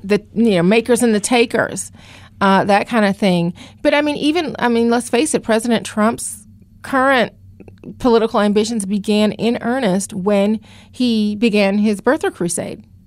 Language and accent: English; Atlanta, Georgia, United States; moved away as an adult; also born or lived in Los Angeles / Virginia / Washington; now in Philadelphia, United States; I actually got started in journalism in Atlanta, which is my hometown